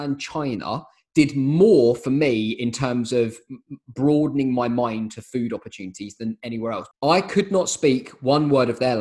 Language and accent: English; United Kingdom; being British